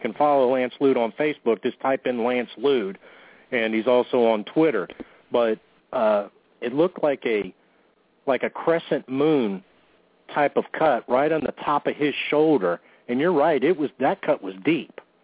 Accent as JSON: {"language": "English", "region": "Michigan", "country": "United States", "tie": "born or raised there", "moved": "yes", "lives_now": "Northeast Louisiana, United States", "said": "I was originally born in Michigan."}